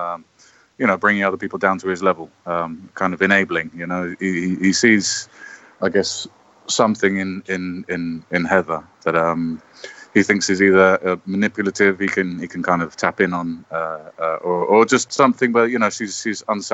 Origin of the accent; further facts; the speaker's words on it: London, United Kingdom; I'm English. I'm from London, obviously